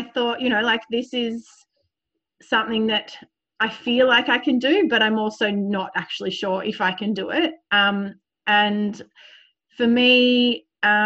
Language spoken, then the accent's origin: English; Sydney, New South Wales, Australia; I grew up in Sydney